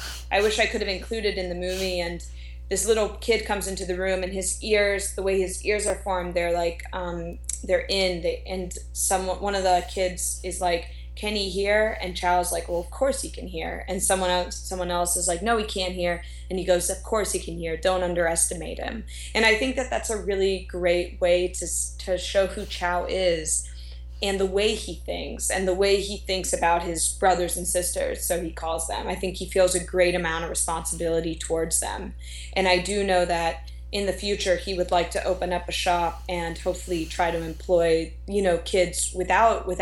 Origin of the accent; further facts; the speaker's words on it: Fort Lauderdale, Florida, United States; now in Los Angeles, United States; I was born and raised in Fort Lauderdale, Florida